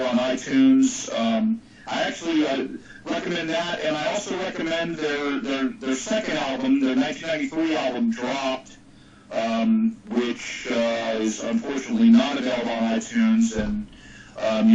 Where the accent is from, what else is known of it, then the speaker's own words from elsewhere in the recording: Fountain Valley, California, United States; my hometown of Fountain Valley